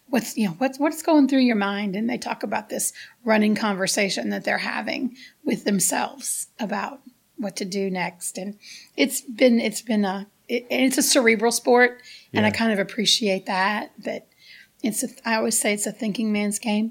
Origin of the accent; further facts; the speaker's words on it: United States; moved away; also born or lived in Gary, Indiana, United States; growing up in the South Side of Chicago, in Gary, Indiana